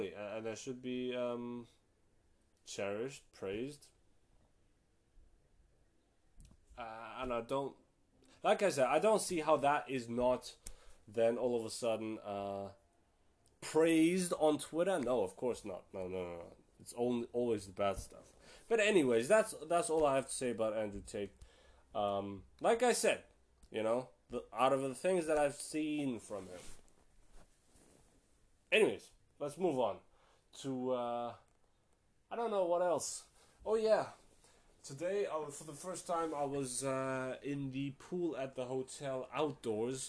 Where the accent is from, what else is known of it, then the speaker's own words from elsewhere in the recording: Germany; I live in Germany. I'm from Germany. And I'm half Turkish and half Moroccan